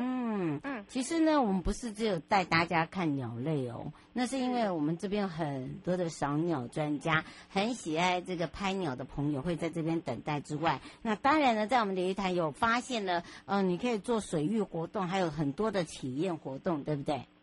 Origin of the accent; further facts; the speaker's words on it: Hualien-Taitung Rift Valley, eastern Taiwan, Taiwan; 我们也欢迎大家跟着我们的脚步来回到了我的故乡，也就是我们的花东纵谷